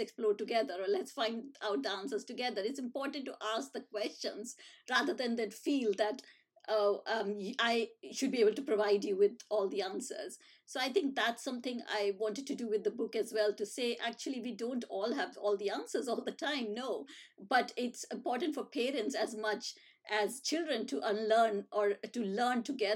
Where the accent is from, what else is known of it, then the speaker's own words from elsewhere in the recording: India; moved away as an adult; now in United Kingdom; when I was growing up in India.